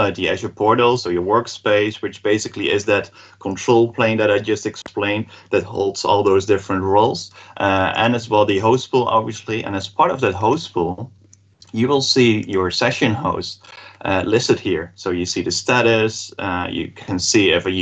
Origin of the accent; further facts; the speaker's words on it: Netherlands; I'm from the Netherlands